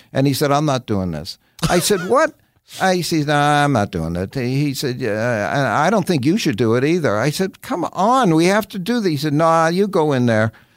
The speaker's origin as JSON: {"language": "English", "region": "New York", "country": "United States", "tie": "born or raised there", "said": "you're a little kid growing up in the West Side of New York"}